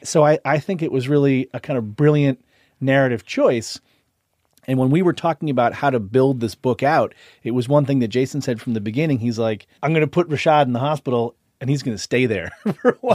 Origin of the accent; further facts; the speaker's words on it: Boston, Massachusetts, United States; I grew up in Boston in a nearly exclusive white community